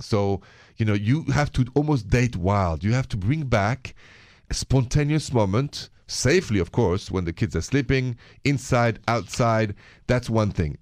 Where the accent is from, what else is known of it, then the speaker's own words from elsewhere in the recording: Paris, Île-de-France, France; accent: thick French; English is a second language; moved away as an adult; now in United States; I'm from France. I'm from Paris, but I'm an American, been here for twenty years